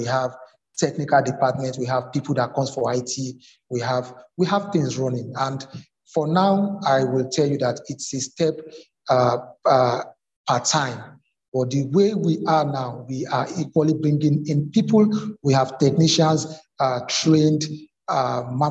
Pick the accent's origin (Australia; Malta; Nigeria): Nigeria; as a Nigerian